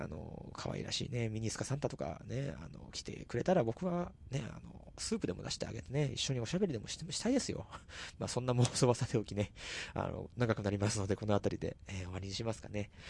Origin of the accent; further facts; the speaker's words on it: Tochigi, Japan; also born or lived in Tokyo; 自分の地元に持ち込んできちゃったと。栃木の尺度と